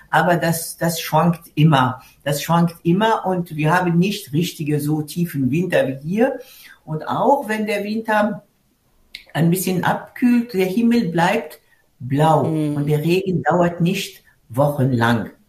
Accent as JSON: {"language": "German", "town": "Tunis", "region": "Tunis Governorate", "country": "Tunisia", "tie": "born or raised there", "second_language": "German", "said": "was es alles gibt in, in meiner Stadt Tunis, wo ich groß geworden bin."}